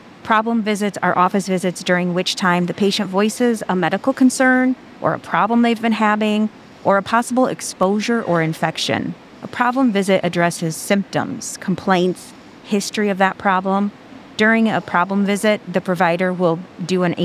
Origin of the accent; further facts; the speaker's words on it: Watseka, Illinois, United States; moved my way into my hometown, Watsika, when they built the facility there